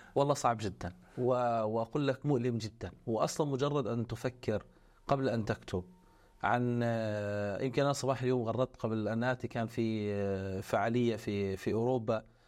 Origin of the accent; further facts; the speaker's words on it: Gaza Strip, Palestine; moved away; نحن الغزاويين الموجودين خارج قطاع غزة